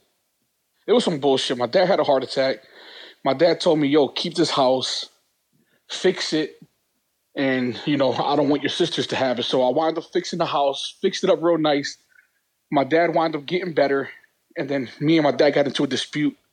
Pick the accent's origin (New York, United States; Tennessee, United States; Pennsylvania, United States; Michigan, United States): Pennsylvania, United States; Philadelphia; I was born in Philadelphia, Pennsylvania